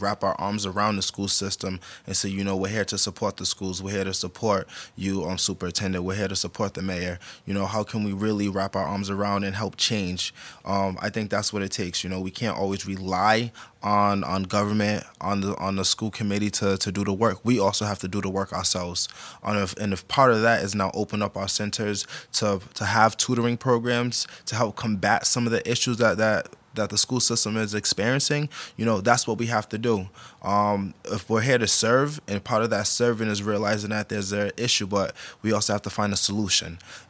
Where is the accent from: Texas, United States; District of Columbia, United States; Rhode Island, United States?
Rhode Island, United States; Providence; born or raised there